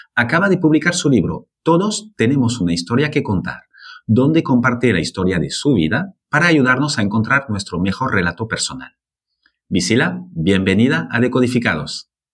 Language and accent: Spanish; Bordeaux, Nouvelle-Aquitaine, France; now in Barcelona, Spain; aunque no soy de aquí, soy francés. Entonces, aunque es verdad que Barcelona está mucho más cerca de Burdeos, donde nací